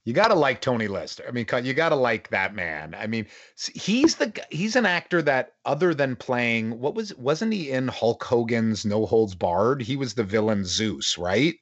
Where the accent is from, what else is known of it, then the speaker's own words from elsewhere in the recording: Toronto, Ontario, Canada; I'm from Toronto